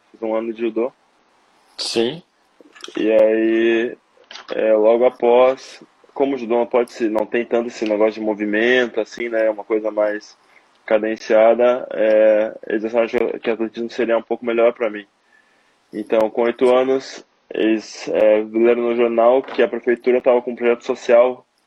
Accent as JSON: {"language": "Portuguese", "town": "Porto Alegre", "region": "Rio Grande do Sul", "country": "Brazil", "tie": "born or raised there"}